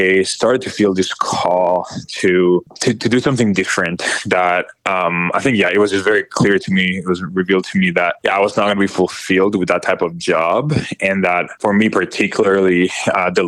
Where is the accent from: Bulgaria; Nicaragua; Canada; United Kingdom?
Nicaragua; moved away as an adult; now in Miami, United States; I am originally from Nicaragua. So I was born and raised there in a very Catholic household when, growing up, and I was there until I was 19